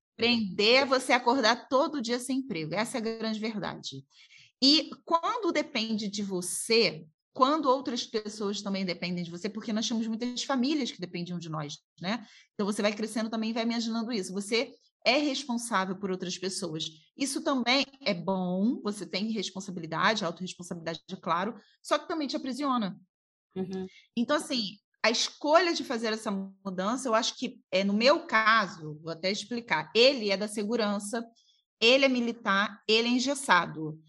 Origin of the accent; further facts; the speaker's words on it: Niterói, Rio de Janeiro, Brazil; Nós somos do Rio de Janeiro, de uhum. Niterói, e Niterói Rio de Janeiro